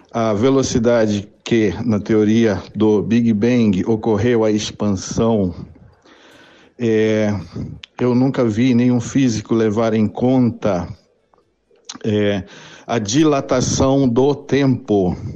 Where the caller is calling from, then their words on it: Mogi das Cruzes, São Paulo, Brazil; sou de Mogi das Cruzes, São Paulo.